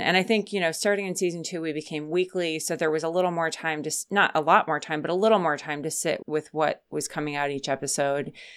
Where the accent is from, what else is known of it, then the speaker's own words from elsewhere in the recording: Minneapolis, Minnesota, United States; where I grew up in Minneapolis is now a suburb, but when I was a kid, it was farmland everywhere.